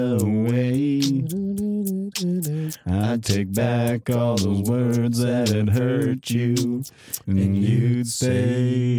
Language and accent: English; Vermont, United States; I'm from Vermont.